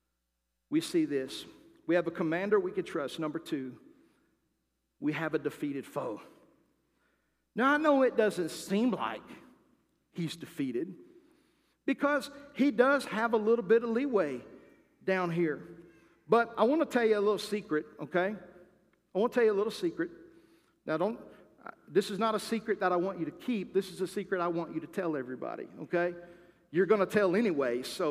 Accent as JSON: {"language": "English", "country": "United States", "said": "As American people and as Christians"}